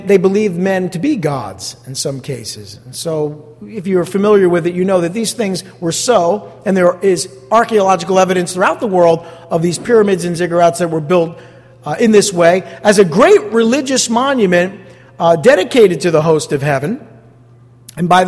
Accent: East Rutherford, New Jersey, United States; I grew up here in East Rutherford looking out the window and looking at the skyline

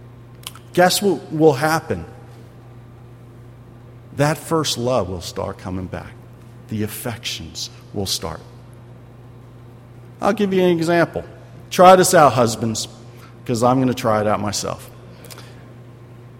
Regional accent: Philadelphia, Pennsylvania, United States; I'm from Philadelphia

